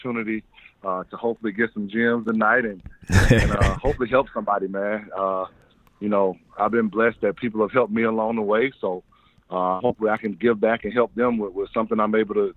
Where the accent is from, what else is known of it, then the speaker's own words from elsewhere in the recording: Atlanta, Georgia, United States; I'm born and raised Southwest Atlanta, Ben Hill to be exact